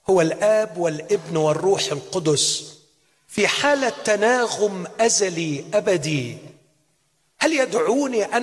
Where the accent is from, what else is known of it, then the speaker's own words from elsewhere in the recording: Egypt; عندنا في مصر نقول الاجانب